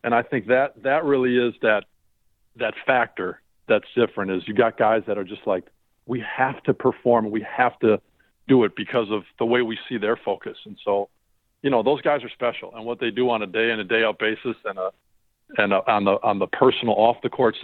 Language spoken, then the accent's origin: English; Brown Deer, Wisconsin, United States; Being raised in Brown Deer, Wisconsin